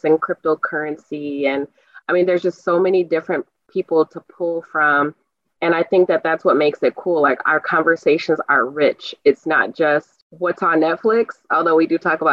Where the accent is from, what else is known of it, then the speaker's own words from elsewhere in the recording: Milwaukee, Wisconsin, United States; now in Madison, United States; I'm from Milwaukee, Wisconsin